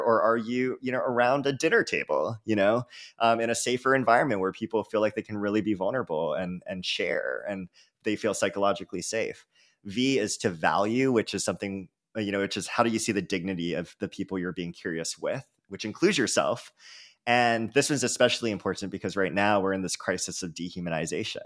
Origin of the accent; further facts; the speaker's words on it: San Francisco, California, United States; I was from San Francisco